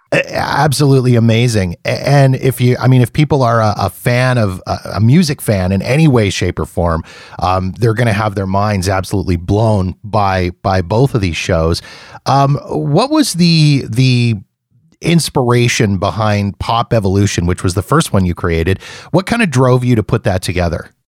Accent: Canada; being Canadian

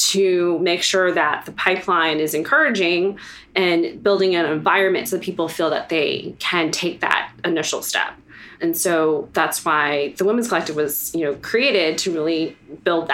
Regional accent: Prince George's County, Maryland, United States; also born or lived in Vietnam; I grew up in Prince George's County, which is one of the most affluent African-American counties in the United States

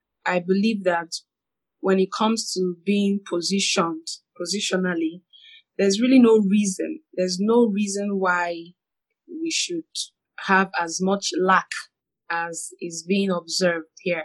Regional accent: Nigeria; I'm a Nigerian

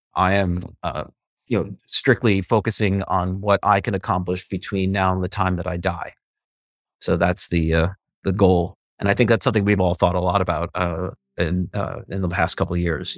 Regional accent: Westfield, New Jersey, United States; also born or lived in Bayonne, New Jersey / Manhattan, New York; now in New York City, United States; I am from Bayonne, New Jersey, but raised in a little town called Westfield, and I live now on the Upper West Side of Manhattan by Lincoln Center

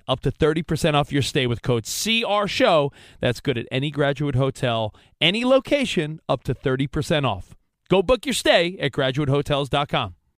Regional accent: New York, United States; I grew up in New York

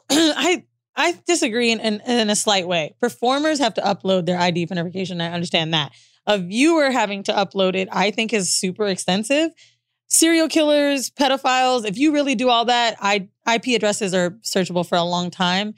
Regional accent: Florida, United States; moved away; also born or lived in New York / Los Angeles; We're both from Florida

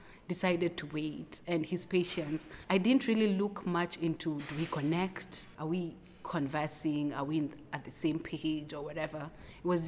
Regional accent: Nairobi, Kenya; And I'm from Kenya, Nairobi.

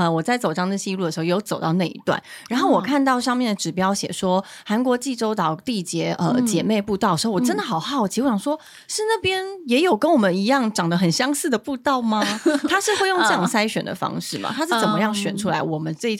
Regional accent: Longtan, Taoyuan, Taiwan; 我的家乡。

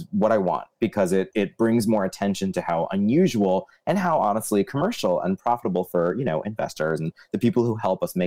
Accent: United States; I grew up right outside of New York, so Broadway happened to be close.

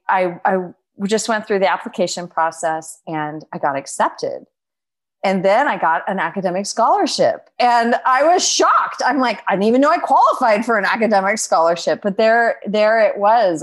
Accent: Beaverton, Oregon, United States; I grew up in Oregon, so, in Beaverton, Oregon

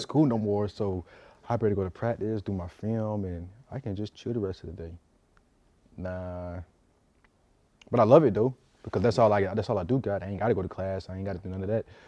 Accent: South Georgia, United States; moved away; I go back home, South Georgia

